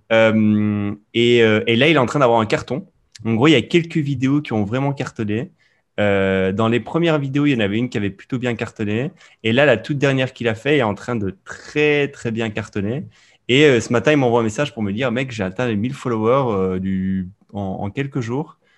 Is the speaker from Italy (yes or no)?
yes; Sicily, Italy; moved away; moi, j'ai grandi en Sicile